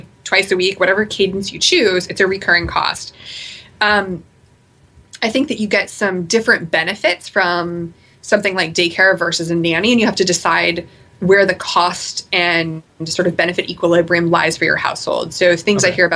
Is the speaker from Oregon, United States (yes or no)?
yes; Portland, Oregon, United States; I'm from Portland, so I'm from the Pacific Northwest.